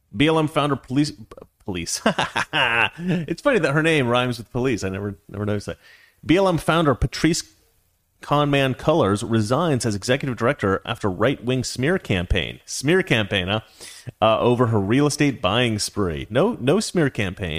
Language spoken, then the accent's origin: English; United States; as an American culture